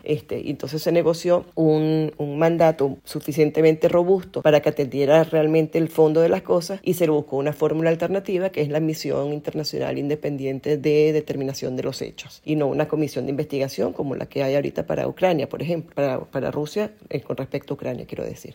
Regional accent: Venezuela; porque somos sus connacionales

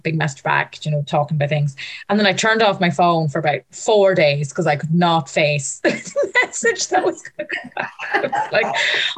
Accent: Ireland; I'm from Ireland.

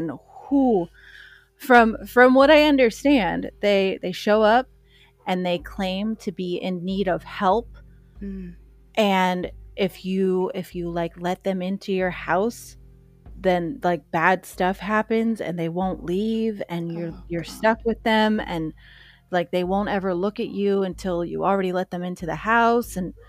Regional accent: Pennsylvania, United States; I came from Pennsylvania.

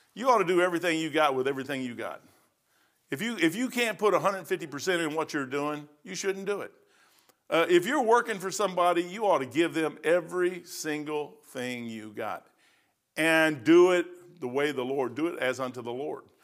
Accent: United States

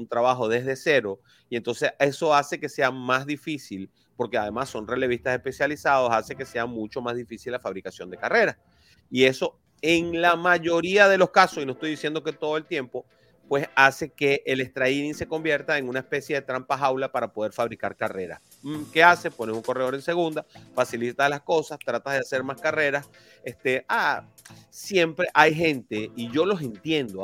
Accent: Venezuela; now in Miami, United States; yo soy venezolano

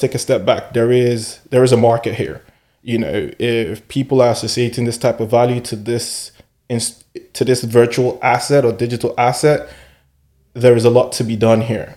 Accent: Nigeria; moved away; coming from Nigeria, I'm Nigerian at birth, and coming from Nigeria

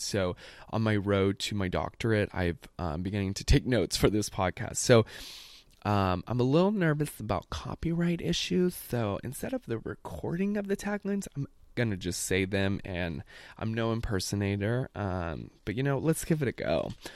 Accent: the South, United States; as a gay person, particularly growing up in the South

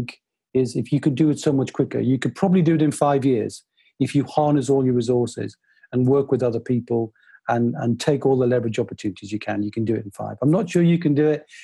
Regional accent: Newcastle upon Tyne, North East England, United Kingdom; I'm a Northeasterner. I grew up in Newcastle.

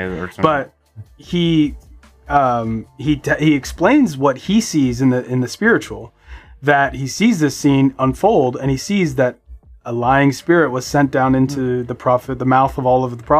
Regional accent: Southern United States, United States; born there; I was born in the South.

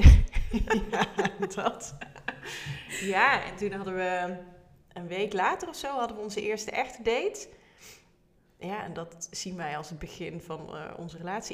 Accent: Netherlands; accent: zachte G; also born or lived in Tilburg; misschien heb je het al gehoord aan mijn tongval, een beetje zachte G.

